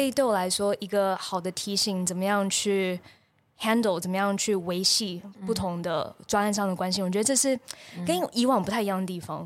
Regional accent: Taipei, Taiwan; moved away as an adult; also born or lived in United States; 我小时候在台北长大

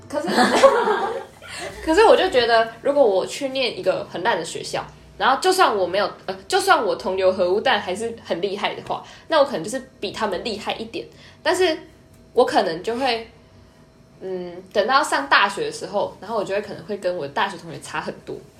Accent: Nantou County, Taiwan; 我是南投的乡下嘛

